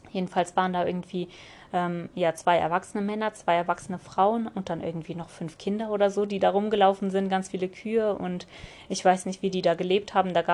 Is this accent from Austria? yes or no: no; Kyrgyzstan; born there; habe ich einfach mittlerweile schon gesagt, aus Kirgistan, weil ich bin ja aus Kirgistan